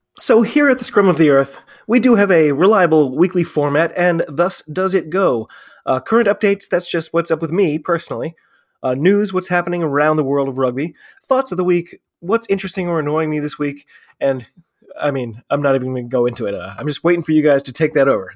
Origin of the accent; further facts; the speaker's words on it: United States; I'm an American rugby fan